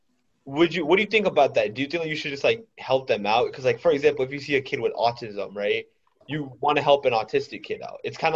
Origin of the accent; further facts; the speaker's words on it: India; is coming from an Indian, by the way. I said that as an Indian